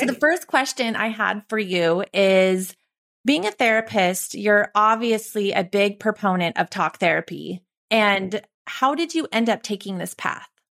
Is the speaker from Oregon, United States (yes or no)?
no; Santa Cruz, California, United States; growing up in our small beach town